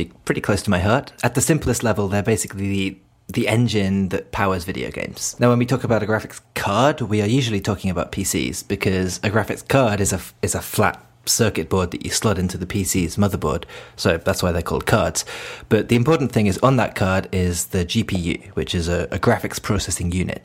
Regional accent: United Kingdom; now in Japan; I'm British and I live in Japan

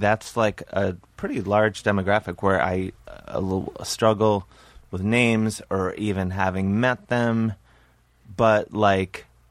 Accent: Cleveland, Ohio, United States; We're both from Cleveland.

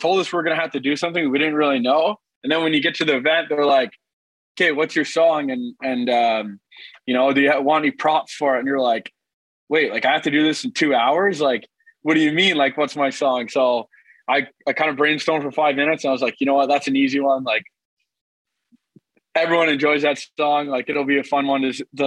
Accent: Ottawa, Ontario, Canada; moved away as an adult; also born or lived in Maine; I grew up in the Ottawa area playing hockey

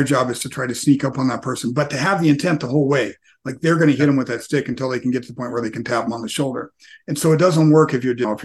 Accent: United States; growing up as American in a first world environment

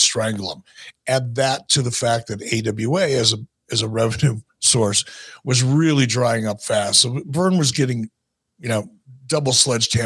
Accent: Minneapolis, Minnesota, United States; moved away; I was from Minneapolis

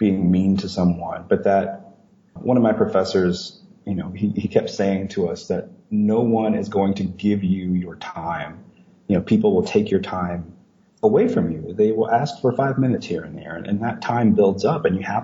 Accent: Leesville, Louisiana, United States; moved away as an adult; now in Ohio, United States; I came from a situation where looking outside of Leesville, Louisiana was just not really an option. You know, my university is only an hour away from my hometown

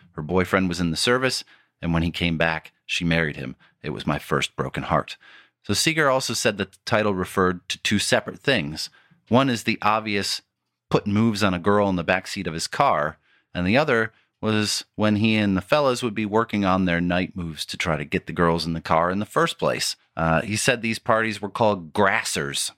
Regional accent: Warren, Michigan, United States; my hometown of Warren, Michigan.

